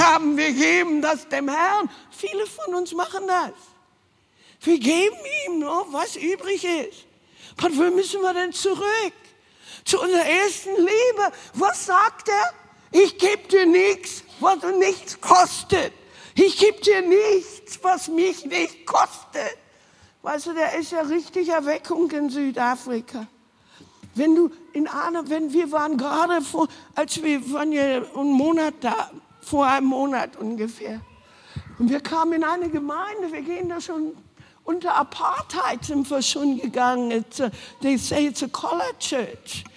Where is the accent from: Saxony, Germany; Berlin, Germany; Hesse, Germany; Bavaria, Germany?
Berlin, Germany; moved away; also born or lived in Hanover; wir sind ja alle aus dem Osten, Ostberlin